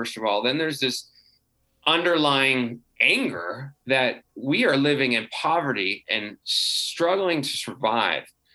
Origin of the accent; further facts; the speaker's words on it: United States; as an American